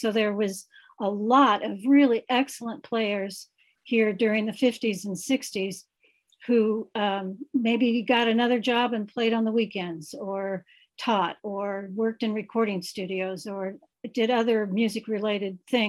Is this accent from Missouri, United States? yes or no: yes; Kansas City, Missouri, United States; I'm from Kansas City. I've lived here all my life. I've lived here all my life. I'm a retired band director, grade school and middle school band director.